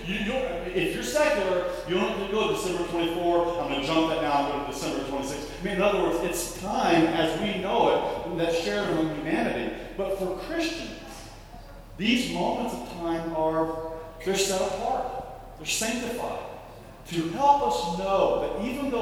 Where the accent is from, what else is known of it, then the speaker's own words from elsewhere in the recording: Tampa, Florida, United States; moved away; I grew up in Tampa, Florida, near Tarpon Springs